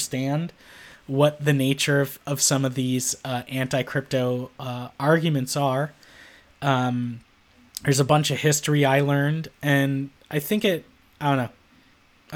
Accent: Chicago, Illinois, United States; I grew up in Chicago during the three-peat era

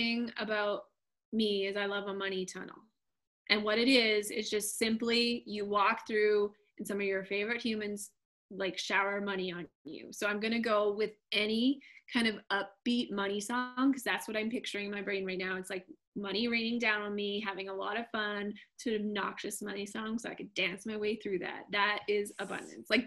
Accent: Canada; I'm Canadian

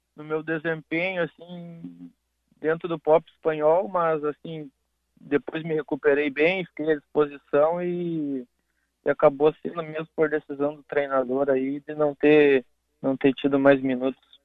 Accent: Porto Alegre, Rio Grande do Sul, Brazil; Sou daqui de Porto Alegre

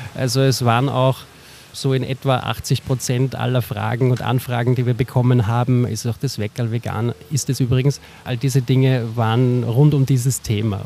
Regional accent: Salzburg, Austria; now in Vienna, Austria; Der Mike Lanner, mit dem ich das mache, und ich, wir sind beide Salzburger

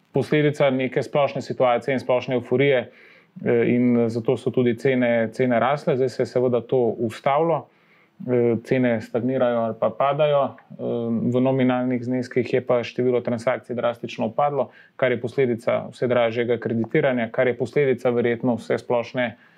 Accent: Slovenia; Slovenci smo

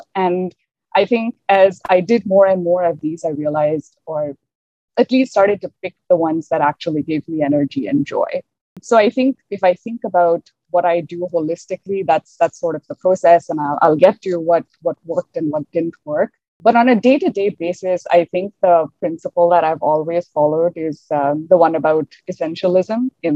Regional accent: India; moved away as an adult; now in Canada; As a single woman from India who moved to Canada maybe about 6 years ago, I look around and there aren't too many of us, especially because growing up in India

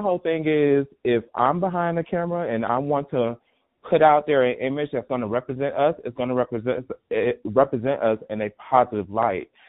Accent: Miami, Florida, United States; moved away as an adult; also born or lived in Atlanta, Georgia; Originally from born and raised in Miami, Florida

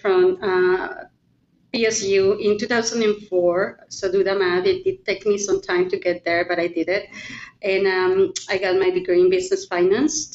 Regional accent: Mexico; moved away as an adult; now in Oregon, United States; I was born and raised in Mexico. Um, I moved here to the US in 1996 when I got married

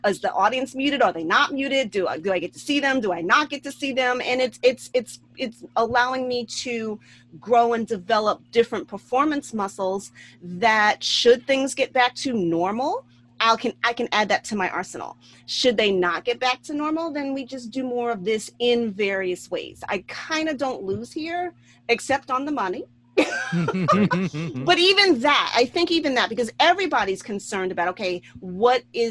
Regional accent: New York City, New York, United States; as a New Yorker

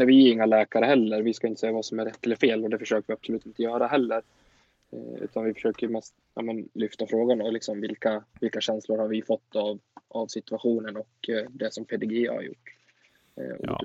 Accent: Sweden; vi som åtminstone svenskar

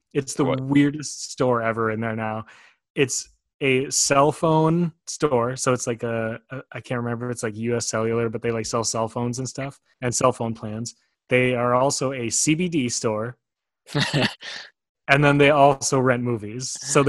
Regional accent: Weston, Wisconsin, United States; Wausau, which is the bigger city that is by my hometown.

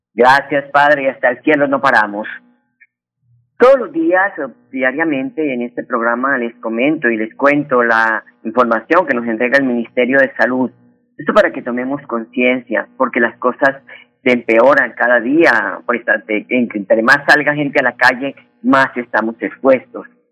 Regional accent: Huila, Colombia; en el departamento de Huila, mi tierra

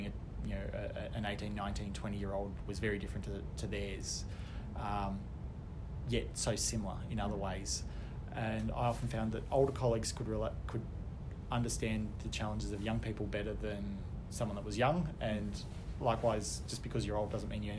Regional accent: Canberra, Australian Capital Territory, Australia; I grew up in Canberra

